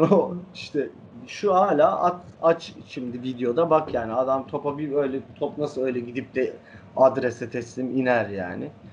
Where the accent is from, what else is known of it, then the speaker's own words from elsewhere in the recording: Fenerbahçe, Istanbul, Turkey; Fenerbahçe'de oturuyoruz.